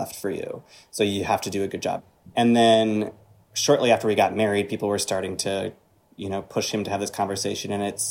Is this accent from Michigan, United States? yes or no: yes; Northern Michigan, United States; I grew up in Northern Michigan